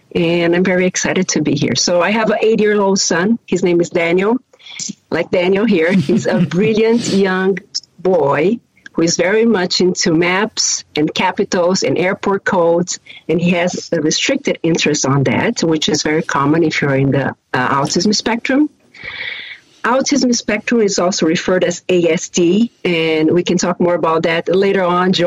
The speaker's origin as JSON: {"language": "English", "country": "Brazil", "second_language": "English", "moved": "yes", "lives_now": "Chicago, United States", "said": "If you hear a little bit of an accent, I always like to tell people that I am from Brazil"}